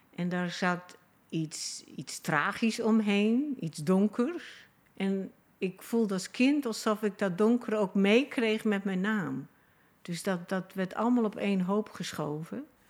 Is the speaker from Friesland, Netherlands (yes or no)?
yes; Friesland, Netherlands; moved away; ik heb mezelf geplaatst in die familie en in Friesland. Dus dat mijn geboortedorp